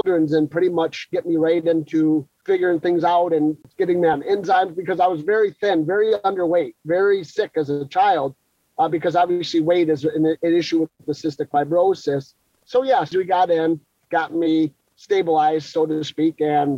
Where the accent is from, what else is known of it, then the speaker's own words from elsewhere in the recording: Grosse Pointe, Michigan, United States; I was born in Grosse Pointe